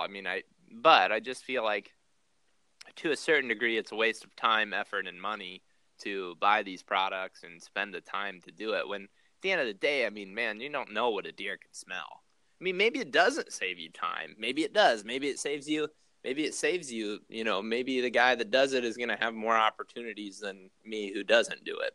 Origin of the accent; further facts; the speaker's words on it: Ohio, United States; now in Iowa, United States; when I was growing up in Ohio